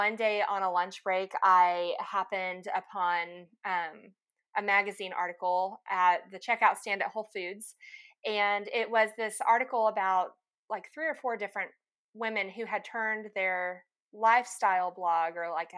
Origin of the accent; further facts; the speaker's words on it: Lubbock, Texas, United States; moved away as an adult; also born or lived in Dallas, Texas / Denver, Colorado; now in Little Rock, United States; I grew up in Lubbock, Texas